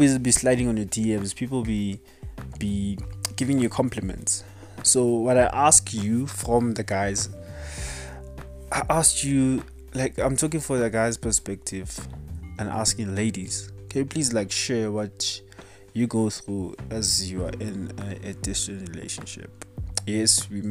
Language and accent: English; South Africa; as a South African